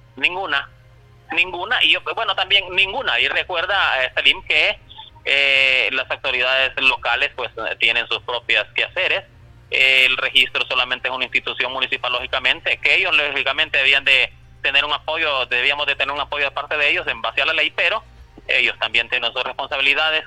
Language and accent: Spanish; San Manuel, Cortés, Honduras; soy del municipio de San Manuel